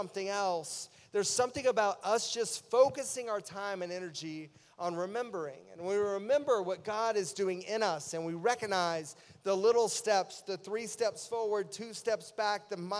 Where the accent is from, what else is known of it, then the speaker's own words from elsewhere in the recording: East Tennessee, United States; I grew up in East Tennessee